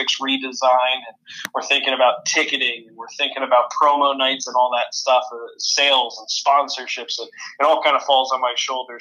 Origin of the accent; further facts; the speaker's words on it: Allentown, Pennsylvania, United States; moved away as an adult; now in Austin, Minnesota, United States; I'm from Allentown, Pennsylvania